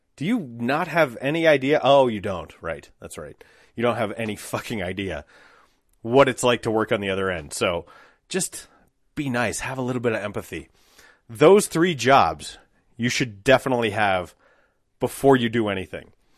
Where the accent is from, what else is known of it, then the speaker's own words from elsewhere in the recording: Applewood, Colorado, United States; I grew up in Applewood, so not far from, like, twentieth and Youngfield or thirty-second and Youngfield.